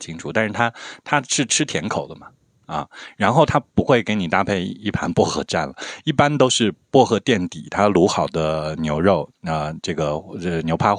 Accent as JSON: {"language": "Chinese", "region": "Shaanxi", "country": "China", "said": "就是我我我是陕西人啊啊，精神云南人陕西人，但是我不太能吃来陕西的那个牛羊肉泡馍"}